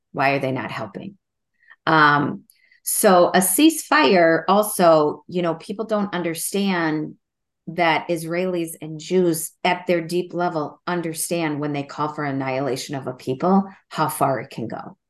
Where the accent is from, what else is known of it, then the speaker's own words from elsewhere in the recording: Minnesota, United States; as a Minnesotan, as a teacher